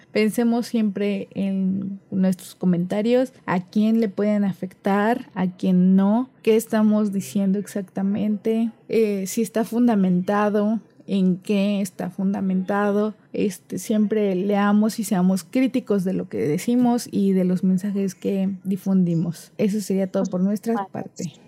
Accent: Cozumel, Quintana Roo, Mexico; also born or lived in Mérida; yo soy de Cozumel, de una isla

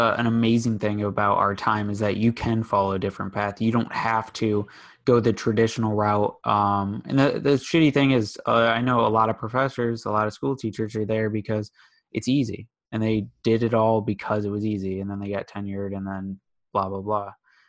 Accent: West Bloomfield, Michigan, United States; Yeah, I'm West Bloomfield area.

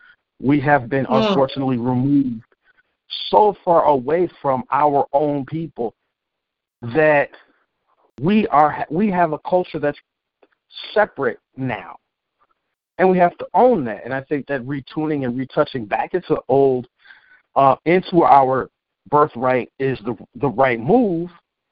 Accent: Cleveland, Ohio, United States; born there; Bitch, I was born in Cleveland. I know nothing about Mexico.

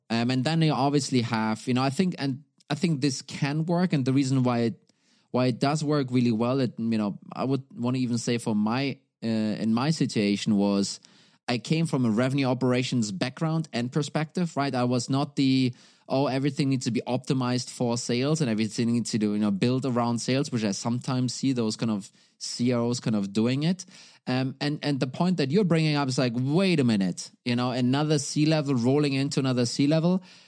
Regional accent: Germany; now in Denmark; I'm originally from Germany. I am sitting right now, though, in, uh, in Denmark

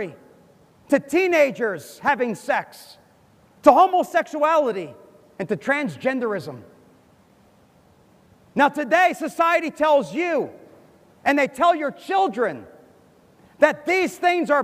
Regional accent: United States; moved away; I'm from America. I grew up in America. I went to school in America

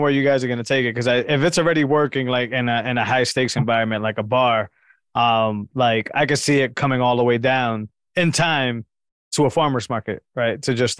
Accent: Massachusetts, United States; I'm from Massachusetts

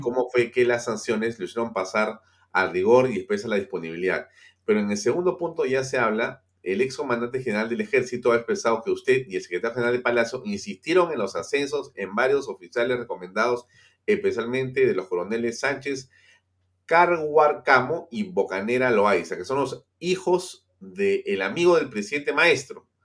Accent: Peru; Aquí estamos siendo víctimas los peruanos

